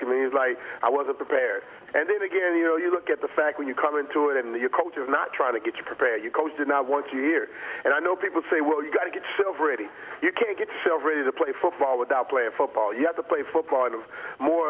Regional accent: Louisiana, United States; I grew up in Louisiana.

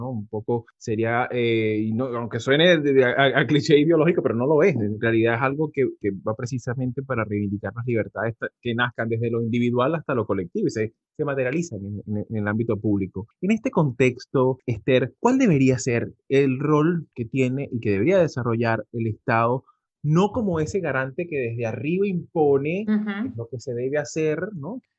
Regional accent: Venezuela; De hecho, yo como venezolano he sufrido en carne propia lo que ha sido como una narrativa hegemónica desde el Estado

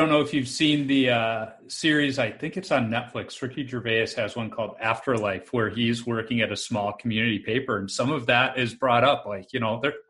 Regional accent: United States; as an American.

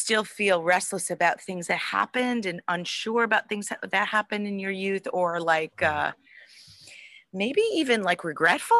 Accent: Cleveland, Ohio, United States; I grew up in Cleveland, and WMMS was like the thing to listen

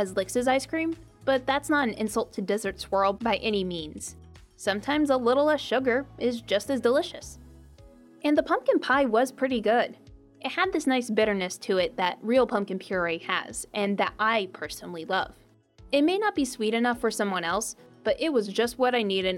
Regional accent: Midwest, United States; As a Midwesterner

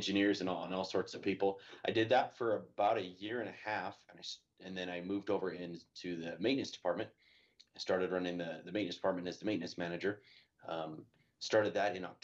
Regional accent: Idaho, United States; I grew up out here in Idaho

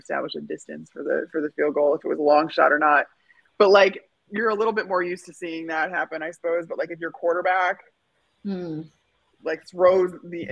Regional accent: outside Chicago, Illinois, United States; moved away; growing up outside Chicago, everyone I knew played hockey

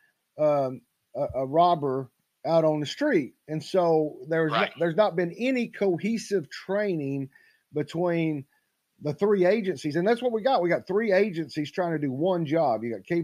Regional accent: East Knox County, Tennessee, United States; I grew up over in East Knox County before I moved to West Knox County in 92.

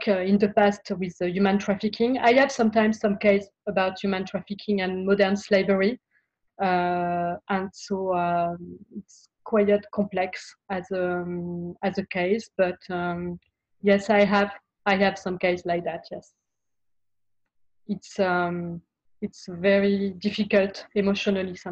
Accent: France; moved away as an adult; now in Australia; I am French and Italian. I was born in France.

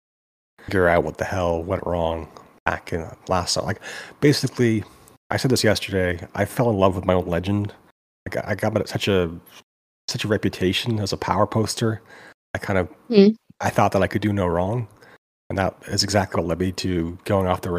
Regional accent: Vancouver, British Columbia, Canada; I'm 43. I'm from Vancouver

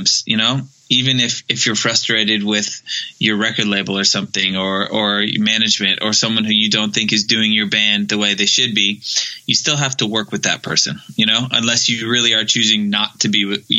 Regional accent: Maryland, United States; I'm actually from Maryland

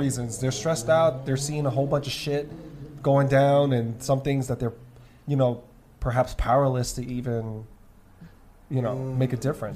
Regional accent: New York City, New York, United States; I'm born and raised in New York

